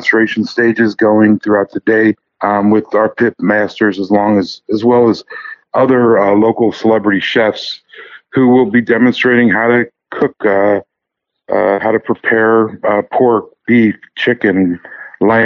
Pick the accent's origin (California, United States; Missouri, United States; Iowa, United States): Missouri, United States; St. Louis; I'm from St. Louis.